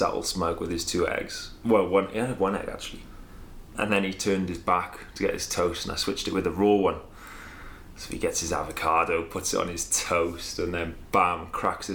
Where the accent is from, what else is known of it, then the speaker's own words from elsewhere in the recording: Wales, United Kingdom; Born in Wales, we're Welsh